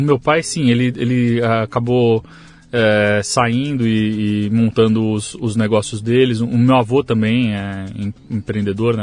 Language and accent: Portuguese; Arujá, São Paulo, Brazil; now in Santa Isabel, Brazil; Eu nasci em São Paulo, aqui, em capital. Tá. É, mas eu fui criado em, em Arujá, ali na, na, é, na, na região do, do Alto Tietê